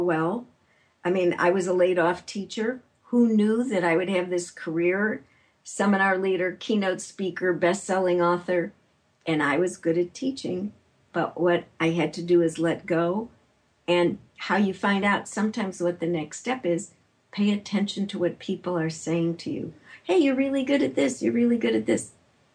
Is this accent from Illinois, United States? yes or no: yes; Chicago, Illinois, United States; now in San Francisco Bay Area, United States; I'm from Chicago.